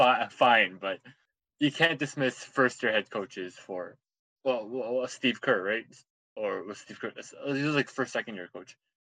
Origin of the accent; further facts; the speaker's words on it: Canada; We're Canadian, we like the cold